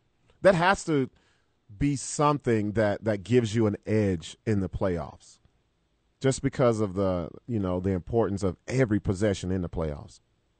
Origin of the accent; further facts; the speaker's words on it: United States; We're American.